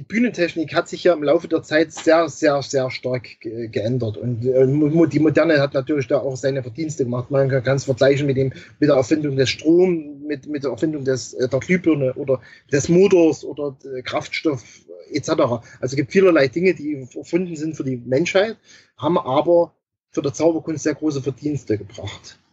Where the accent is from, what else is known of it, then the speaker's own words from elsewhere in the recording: Germany; bei uns in Deutschland